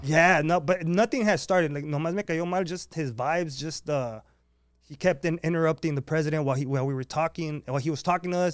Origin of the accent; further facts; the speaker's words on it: San Diego, California, United States; I grew up in San Isidro